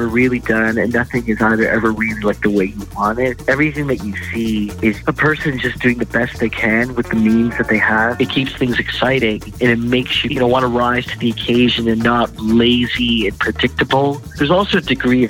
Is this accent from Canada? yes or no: yes; Canada; also born or lived in India; I'm originally from India. I was born there. When I was a year old, my family moved to Canada, and my father knew how to draw and paint. And so I grew up being influenced by him